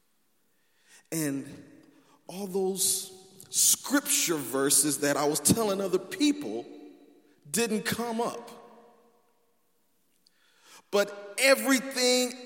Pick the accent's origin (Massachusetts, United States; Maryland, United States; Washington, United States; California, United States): California, United States; I'm from California